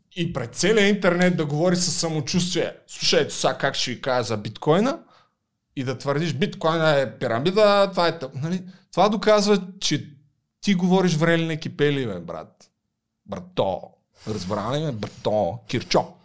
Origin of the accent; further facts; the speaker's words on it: Targovishte, Targovishte Province, Bulgaria; accent: Targovishte dialect; now in Sofia, Bulgaria; съм от търговище и факта, че говоря така, е умишлено, за да подчертая моят търговешки происход.